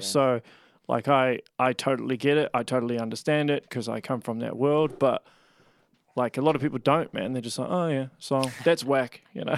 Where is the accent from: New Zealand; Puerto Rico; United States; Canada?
New Zealand; Auckland; moved away; I grew up in West Auckland